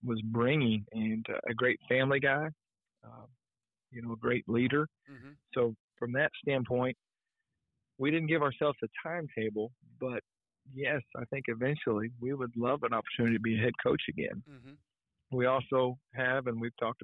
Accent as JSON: {"language": "English", "region": "Indiana", "country": "United States", "tie": "born or raised there", "moved": "yes", "lives_now": "Morehead, United States", "said": "growing up in Indiana"}